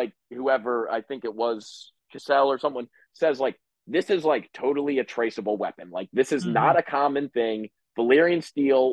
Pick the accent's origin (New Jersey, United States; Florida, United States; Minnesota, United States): New Jersey, United States; we're both from Jersey